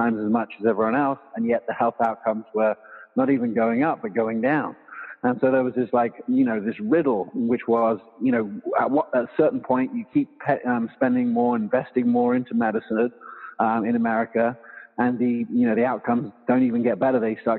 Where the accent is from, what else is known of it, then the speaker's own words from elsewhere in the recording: England, United Kingdom; also born or lived in South Africa / Loveland, United States; now in United States; And so I was born here, but I grew up in England and South Africa.